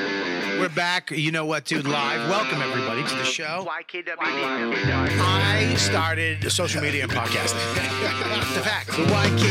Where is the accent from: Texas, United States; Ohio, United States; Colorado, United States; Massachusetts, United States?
Massachusetts, United States; Medford; I'm 51. I'm from Medford, Massachusetts.